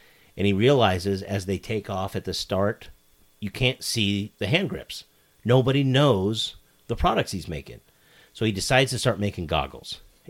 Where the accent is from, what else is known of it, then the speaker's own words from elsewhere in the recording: Midwest, United States; We grew up here in the Midwest.